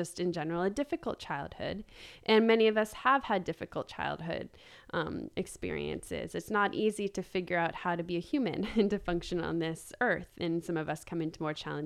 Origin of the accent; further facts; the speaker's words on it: Boston, East Coast, United States; moved away as an adult; I was born in Boston and raised in the East Coast